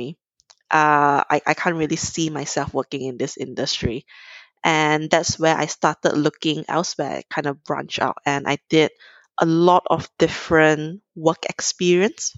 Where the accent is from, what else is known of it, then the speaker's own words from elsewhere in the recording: Kuala Lumpur, Malaysia; I'm originally from Malaysia, grew up in Kuala Lumpur